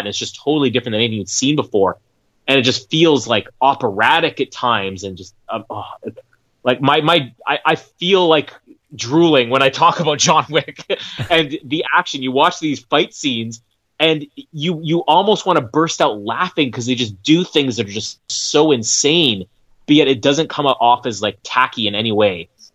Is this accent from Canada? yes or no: yes; Canada; I'm Canadian